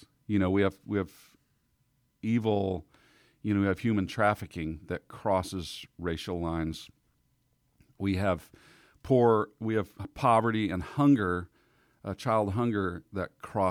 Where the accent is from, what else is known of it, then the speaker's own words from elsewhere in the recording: Arkansas, United States; also born or lived in Texas / Kansas City; I was born in Texas and raised partly in Southeast Arkansas, and then we moved to Kansas City. But especially our Southern family roots